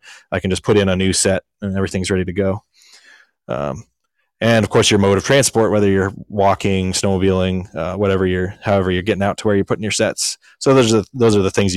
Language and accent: English; Montana, United States; now in Alaska, United States; I grew up in Montana